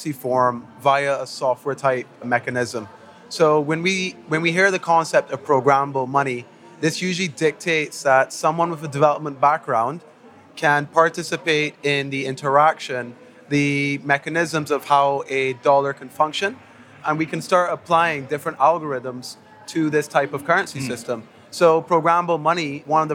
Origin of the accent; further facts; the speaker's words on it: Barbados; I am from the Caribbean island of Barbados. My family's Syrian